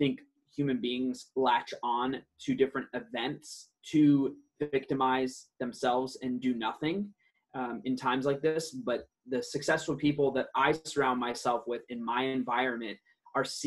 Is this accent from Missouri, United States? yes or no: no; Detroit, Michigan, United States; first language Aramaic; English is a second language; also born or lived in Iraq; now in San Diego, United States; I grew up in Detroit, and now I reside in sunny San Diego